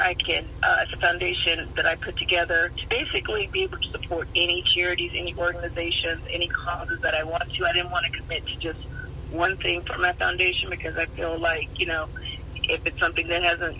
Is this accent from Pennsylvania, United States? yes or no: no; Alabama, United States; moved away; I'm from Alabama